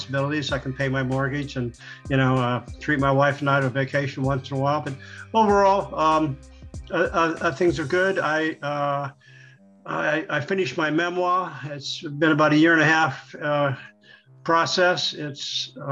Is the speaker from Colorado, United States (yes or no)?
no; Santa Monica, California, United States; I wound up in Santa Monica, my hometown.